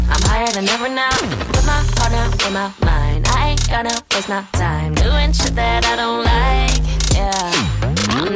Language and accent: German; Dresden, Saxony, Germany; accent: Saxon; Naja, sagen wir es mal so, ich bin in Dresden geboren und aufgewachsen